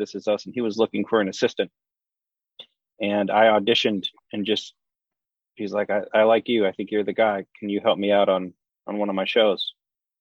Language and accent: English; near St. Louis, Southern Illinois, United States; moved away; I grew up in Illinois. Southern Illinois, right outside of St. Louis.